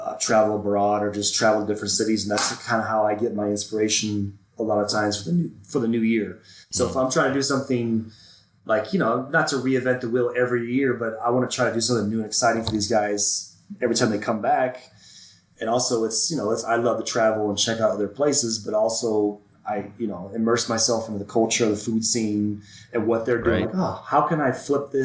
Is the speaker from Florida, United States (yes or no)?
yes; Florida, United States; now in Denver, United States; I grew up in Florida